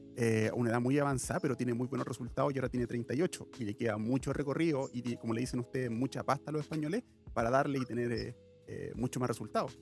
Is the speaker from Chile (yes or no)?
yes; Chile; yo soy chileno